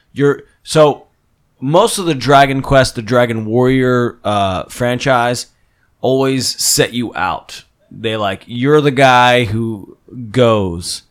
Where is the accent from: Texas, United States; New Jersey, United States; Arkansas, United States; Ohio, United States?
New Jersey, United States; Phillipsburg; moved away; my hometown from New Jersey, which is Phillipsburg